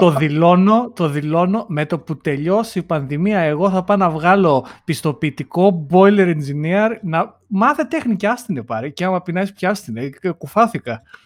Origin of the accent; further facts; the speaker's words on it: Greece; moved away as an adult; now in London, United Kingdom; μου λείπει η πατρίδα μου, μου λείπει η οικογένειά μου, μου λείπουν οι φίλοι μου.